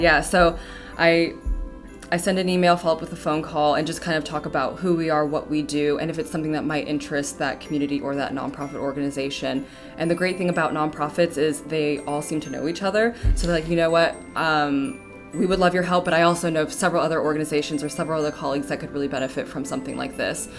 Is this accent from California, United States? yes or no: yes; Ventura County, California, United States; moved away; I'm actually originally from Ventura County, California